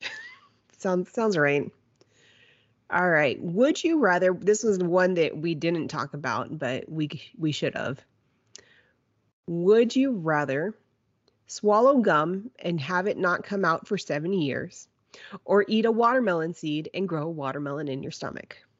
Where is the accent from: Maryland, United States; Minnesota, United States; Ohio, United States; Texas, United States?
Texas, United States; Kingsville; growing up in Kingsville